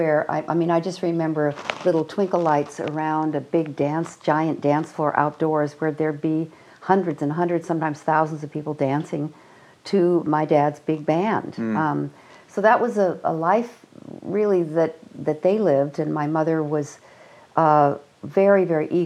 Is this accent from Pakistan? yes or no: no; Evanston, Illinois, United States; we grew up in Evanston, Illinois, mm-hmm. outside of Chicago